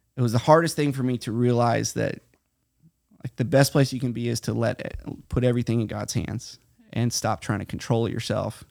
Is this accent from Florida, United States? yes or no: yes; Titusville, Florida, United States; moved away as an adult; also born or lived in Hawaii / California; now in Guatemala; I grew up here in Titusville, Florida, right between Titusville and Mims